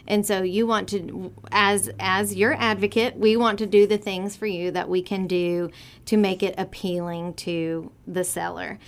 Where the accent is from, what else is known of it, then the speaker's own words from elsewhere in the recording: Vidor, Texas, United States; also born or lived in Port Neches, Texas / Laurel, Mississippi; I am born and raised in Vider, still live there now